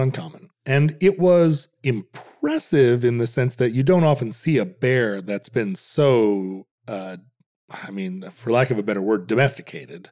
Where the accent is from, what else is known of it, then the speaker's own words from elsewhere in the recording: Alaska, United States; growing up in Alaska